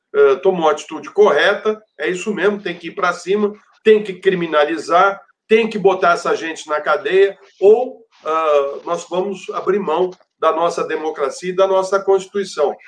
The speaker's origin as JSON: {"language": "Portuguese", "country": "Brazil", "said": "nós que somos brasileiros"}